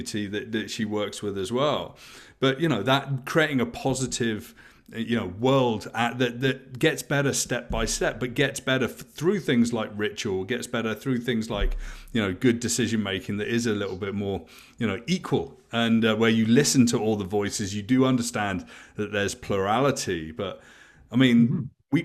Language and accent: English; near Stonehenge, South West England, United Kingdom; I grew up in England where there's lots of things like that. You know, I grew up very close to Stonehenge